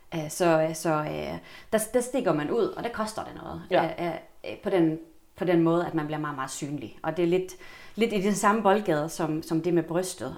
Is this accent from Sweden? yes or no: yes; Helsingborg, Skåne, Sweden; moved away as an adult; now in Copenhagen, Denmark; Jeg kommer fra Sverige oprindeligt. Ja men har boet her eller i København i 21 år til sommer. Kommer fra Helsingborg